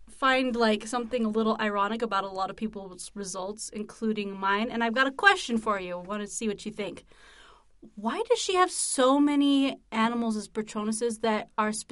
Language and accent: English; United States; we're American.